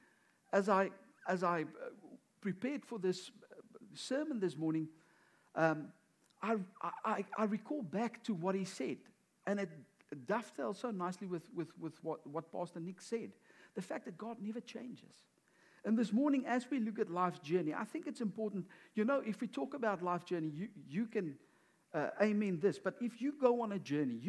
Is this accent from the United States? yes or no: no; South Africa; moved away; we are from South Africa